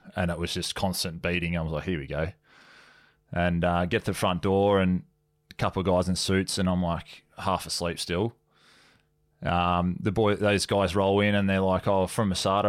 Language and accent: English; Sunshine Coast, Queensland, Australia; moved away; I was from Sunny Coast